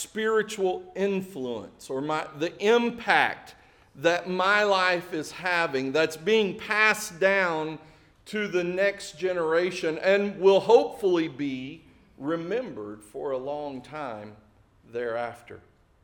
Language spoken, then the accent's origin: English; Springdale, United States; my hometown, which is just south of here, Springdale